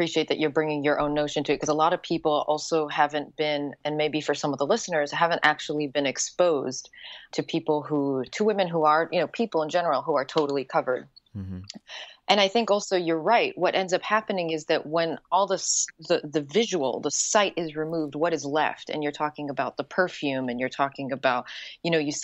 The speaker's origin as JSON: {"language": "English", "country": "Yemen", "tie": "born or raised there", "also_born_or_lived": "Wales / New York / Morocco / Bosnia", "moved": "yes", "lives_now": "United States", "said": "where I grew up, which is Yemen"}